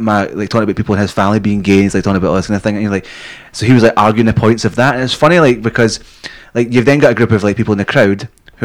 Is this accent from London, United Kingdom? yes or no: no; Scotland, United Kingdom; moved away; also born or lived in England; being Scottish